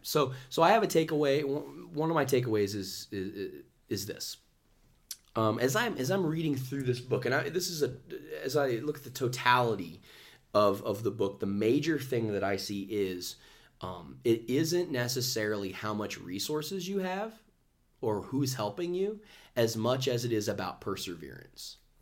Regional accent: Dayton, Ohio, United States; Dayton, Ohio. Um, which is where Caleb and I are from. We're from, we're from Ohio

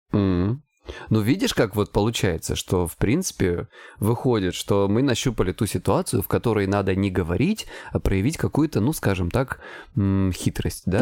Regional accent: Krasnodar Krai, Russia; я с Кубани

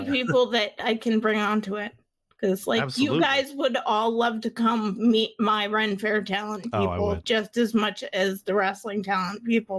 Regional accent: Maine, United States; And I remember because I'm from Southern Maine. So I remember the campaign running in my area because I'm also from a state that's obviously a seasonal, you know, tourist state.

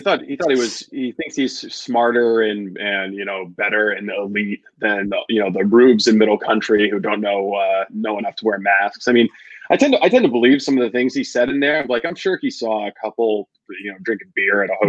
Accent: Dexter, United States; growing up in Dexter

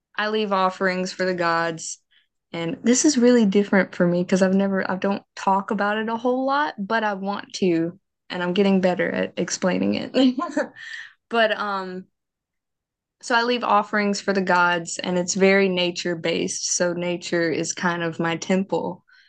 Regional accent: Mississippi, United States; accent: southern; I was raised Baptist. I'm from the South. Mississippi is very much Baptist

